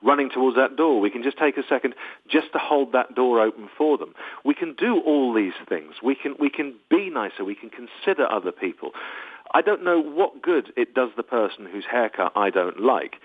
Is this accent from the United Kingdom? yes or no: yes; United Kingdom; also born or lived in Los Angeles, United States; I am very British.